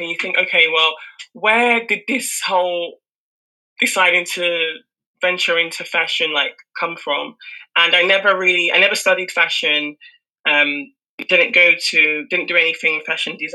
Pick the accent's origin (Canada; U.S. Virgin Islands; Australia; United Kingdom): United Kingdom; I was born and raised in the UK